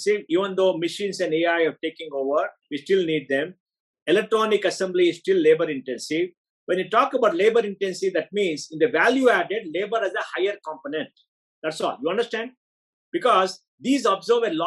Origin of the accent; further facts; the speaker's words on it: Bangalore, Karnataka, India; I'm an Indian. I'm a South Indian. I'm a Kannadiga. I'm a Bangalorean. I'm a Konkani.